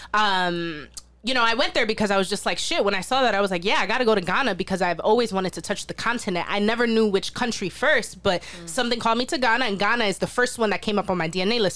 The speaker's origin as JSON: {"language": "English", "town": "New York City", "region": "New York", "country": "United States", "said": "I'm from the South Bronx too. I'm from Soundview"}